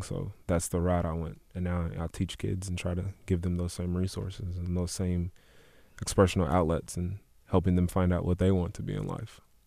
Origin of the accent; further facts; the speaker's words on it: Louisville, Kentucky, United States; West Louisville, Parkland area, Olive Street